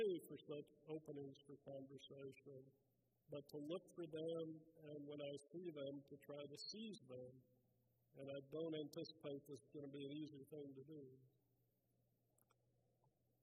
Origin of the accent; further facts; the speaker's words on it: Texas, United States; my home state